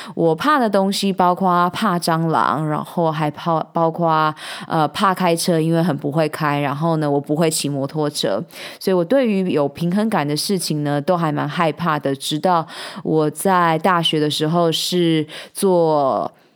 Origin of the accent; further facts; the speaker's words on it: Taichung, Taiwan; 我们住在台湾，我们是台湾人